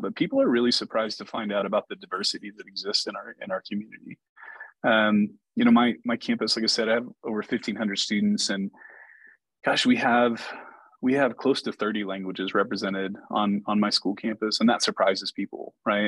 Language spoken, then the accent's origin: English; Chickasha, Oklahoma, United States; in the district where I grew up in Chickasha